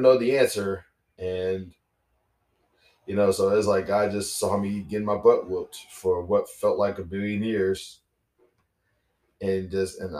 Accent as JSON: {"language": "English", "town": "Baton Rouge", "region": "Louisiana", "country": "United States", "tie": "born or raised there", "said": "I'm from Baton Rouge, Louisiana, because, you know, Baton Rouge, Louisiana is not New Orleans. It's Baton Rouge. And, you know, it's my hometown, is where I'm from, is where I grew up"}